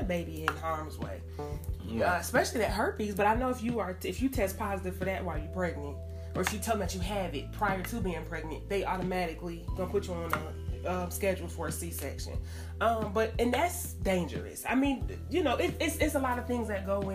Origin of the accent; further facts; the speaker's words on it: Atlanta, Georgia, United States; I grew up here in Atlanta